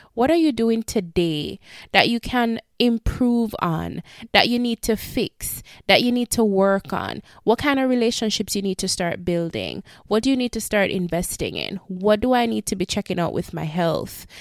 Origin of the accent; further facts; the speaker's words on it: Jamaica; moved away; help our country that we were raised and born